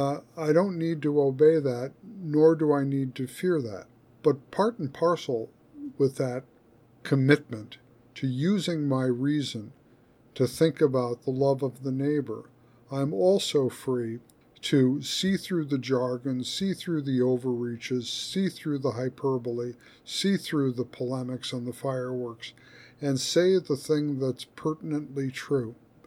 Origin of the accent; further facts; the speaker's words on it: United States; as an American in the 21st century